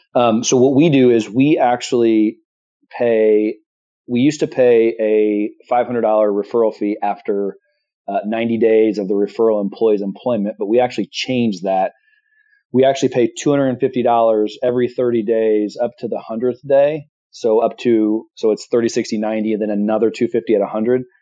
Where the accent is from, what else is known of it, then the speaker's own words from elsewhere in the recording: Midwest, United States; I'm from the Midwest, born and raised